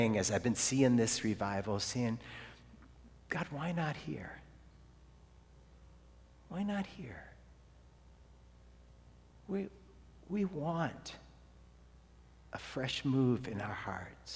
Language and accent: English; Ohio, United States; moved away; also born or lived in Florida; and I'm from Ohio.